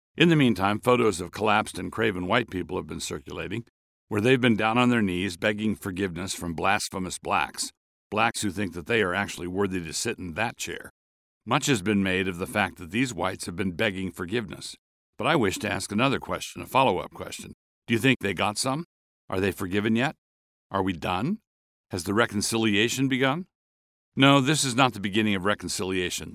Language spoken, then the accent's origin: English; Annapolis, Maryland, United States; I grew up in Annapolis, Maryland, a town with a segregated school system